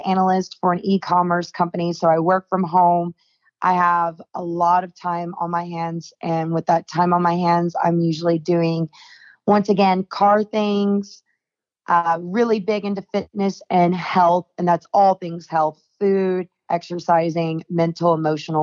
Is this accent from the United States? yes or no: yes; Nashville, Tennessee, United States; also born or lived in Japan / Philippines; I am 25 years old and born and raised in Nashville, Tennessee